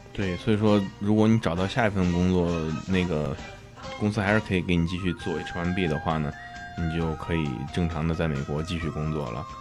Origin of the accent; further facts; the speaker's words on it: China; now in United States; 我们中国人